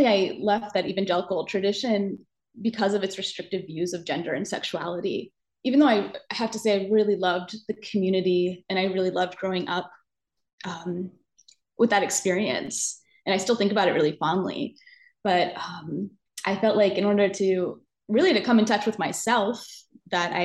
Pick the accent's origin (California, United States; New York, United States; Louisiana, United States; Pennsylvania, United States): Pennsylvania, United States; I grew up in Pennsylvania, in a Pennsylvania Dutch family